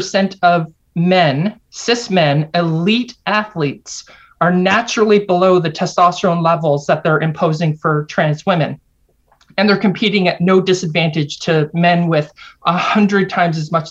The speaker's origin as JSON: {"language": "English", "country": "Canada", "also_born_or_lived": "United States", "said": "I'm Canadian, even though I lived and taught at a university in the US for 7 years"}